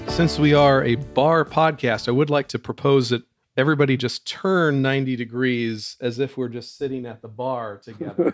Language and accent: English; Portland, Oregon, United States; I've lived here my whole life